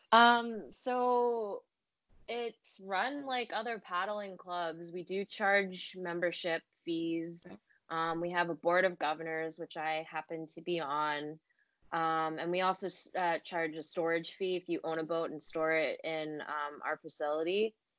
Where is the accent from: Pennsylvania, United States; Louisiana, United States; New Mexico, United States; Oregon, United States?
Pennsylvania, United States; Philadelphia; moved away as an adult; also born or lived in China; now in New York City, United States; I grew up in Philly.